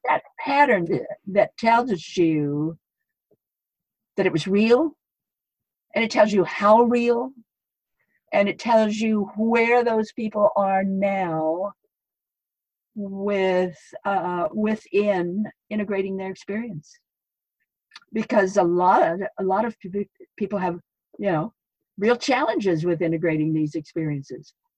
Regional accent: Idaho, United States; moved away as an adult; it was difficult for me to leave Idaho, my, my home state.

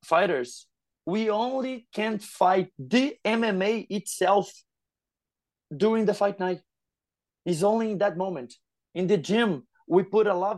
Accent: Rio de Janeiro, Brazil; I'm from Rio

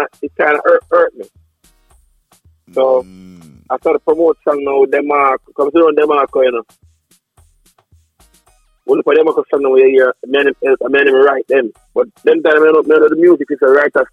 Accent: Kingston, Jamaica; I'm from Kingston, Jamaica, you know, near, you know, Alpha Tree Side, Mullines Road.

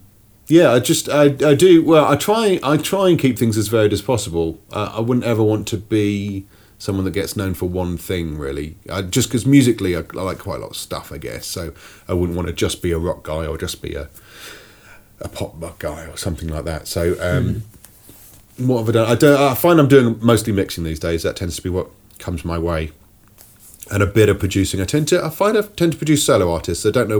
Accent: Sheffield, Yorkshire and the Humber, United Kingdom; born there; Okay. I was born in Sheffield.

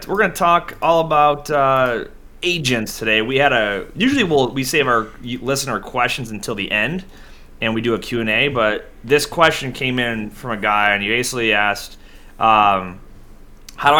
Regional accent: Buffalo, New York, United States; my hometown Buffalo

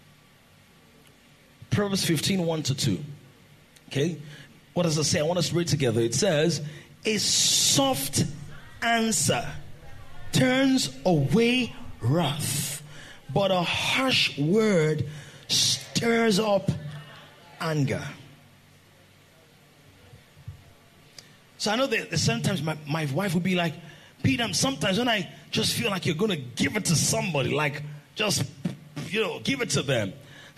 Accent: Nigeria

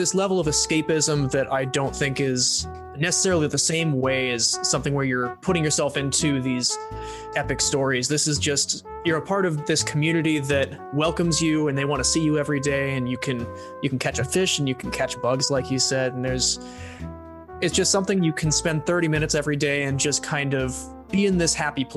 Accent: Seattle, Washington, United States; I'm from the Seattle area

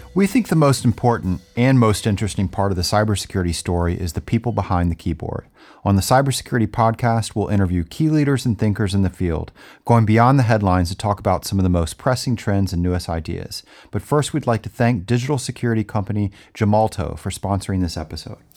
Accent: North Carolina, United States; my home state of North Carolina

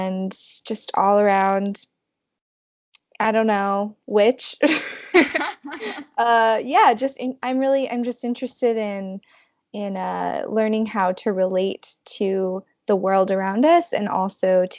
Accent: Los Angeles, California, United States; moved away as an adult; now in New York City, United States; I am originally from the Valley of Los Angeles, and then I moved to New York for college and have kind of stayed here since then

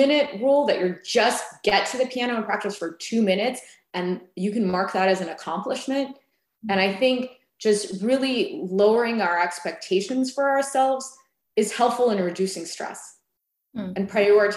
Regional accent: United States; also born or lived in Las Vegas; now in Atlanta, United States; I was born in the United States

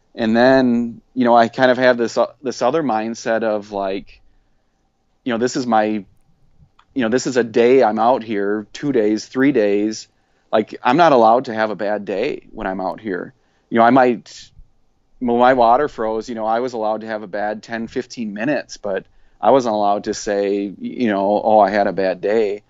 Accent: South Central Wisconsin, United States; I grew up in South Central Wisconsin

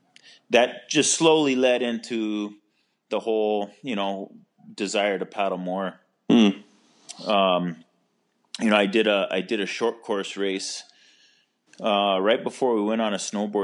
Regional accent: Kailua, Hawaii, United States; also born or lived in Kauai; now in Maui, United States; I grew up in Kailua, on Oahu. As a kid, we moved all over the state.

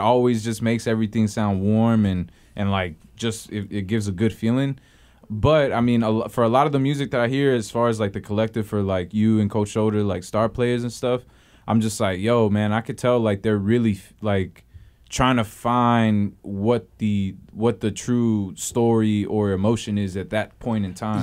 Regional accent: Houston, Texas, United States; now in San Francisco Bay Area, United States; I'm from Houston

